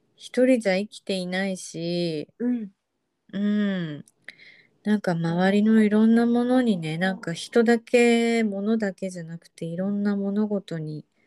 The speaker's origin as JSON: {"language": "Japanese", "country": "Japan", "tie": "born or raised there", "accent": "standard Japanese"}